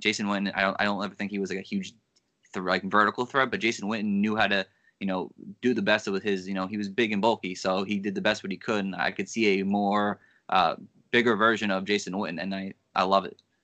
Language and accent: English; New Jersey, United States; I'm from Jersey